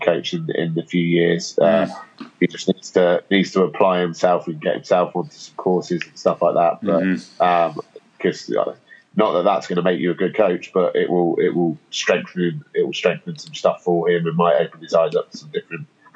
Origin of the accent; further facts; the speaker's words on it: England, United Kingdom; as an Englishman